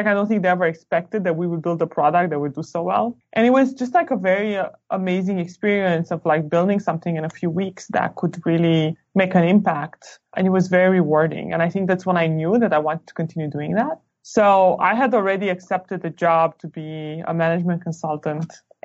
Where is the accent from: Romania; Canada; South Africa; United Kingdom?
Romania; moved away as an adult; also born or lived in New York, United States / Stanford, United States; now in United States; I am originally from Romania. I used to be a math nerd. So I used to go to like math Olympiads, and that was pretty much my middle school and high school.